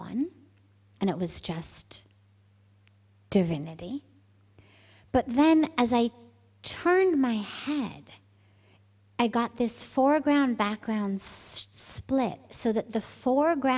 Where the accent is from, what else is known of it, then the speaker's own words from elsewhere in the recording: Los Angeles, California, United States; moved away as an adult; also born or lived in San Francisco Bay Area / India; I'm from California. I grew up in Los Angeles, and I lived there till I was 17